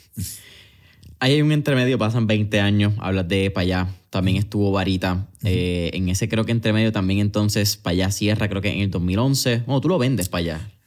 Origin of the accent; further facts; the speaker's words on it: Puerto Rico; nuestro paladar como boricua